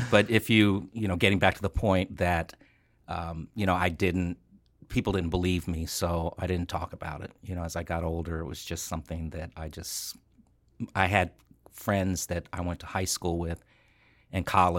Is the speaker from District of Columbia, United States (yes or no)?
yes; Washington, District of Columbia, United States; born there; also born or lived in Rockville, Maryland / California; I was born in Washington, D.C., and we lived in Maryland, Rockville, Maryland, for a while before my family moved out to California.